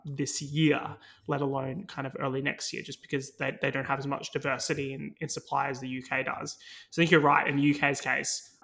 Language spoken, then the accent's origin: English; Australia; now in United Kingdom; my home country, Australia